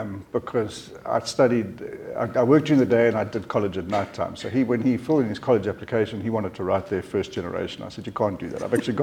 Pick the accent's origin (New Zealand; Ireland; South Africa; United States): South Africa; also born or lived in Zambia / Namibia; I was born in Zambia, didn't spend a lot of time in Zambia, and then moved down to Namibia, lived in Windhoek for a while, and then landed up in South Africa, in Johannesburg, and then Durban, and then Port Elizabeth, and then Bloemfontein, and then Middelburg.